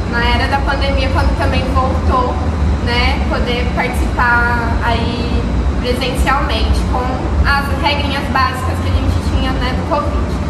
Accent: Brazil; como brasileiro

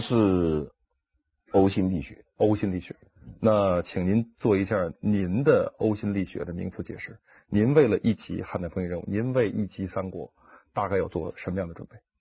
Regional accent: Wuhan, Hubei, China; moved away as an adult; also born or lived in Changsha, Hunan / Xinjiang; 我的父亲，母亲都是湖南人，我嗯。出生在湖南长沙湘雅医院嗯。因此无论从祖籍还是从出生地嗯。，我是地地道道的湖南人嗯。但是六岁我就随父母到了这个武汉嗯。，在武汉度过了中小学时期，然后高中毕业以后就到新疆去了

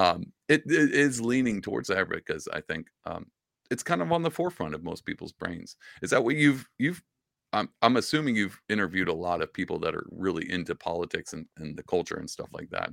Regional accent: Southeast Texas, United States; I grew up in Southeast Texas

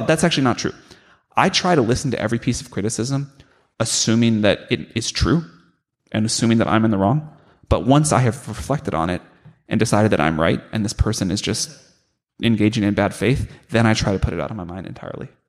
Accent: St. Louis, Missouri, United States; growing up in St. Louis

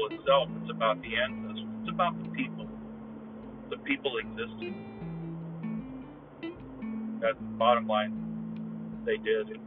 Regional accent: United States; I honestly have this conflicted feeling of being an American and being a Mexican heritage

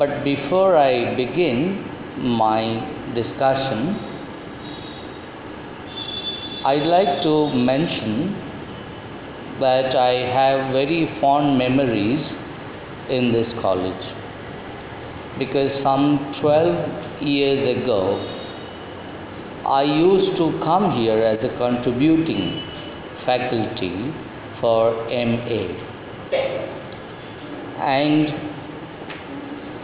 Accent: Kolhapur, Maharashtra, India; first language Marathi; English is a second language; I love Marathi, that being my mother tongue, but English is my other tongue

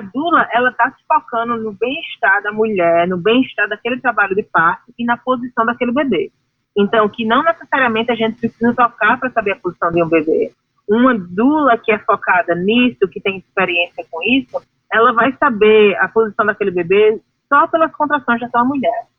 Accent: Brazil; moved away as an adult; quando eu saí do Brasil há 14 anos atrás

